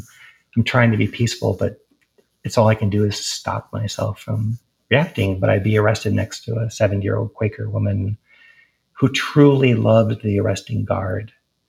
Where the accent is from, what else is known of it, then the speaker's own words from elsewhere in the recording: East Coast, United States; Whereas when I grew up on the East Coast, there was a lot of discussion